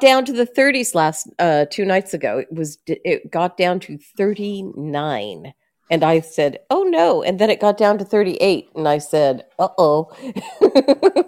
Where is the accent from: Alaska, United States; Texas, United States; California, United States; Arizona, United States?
California, United States; now in Valdosta, United States; I'm from California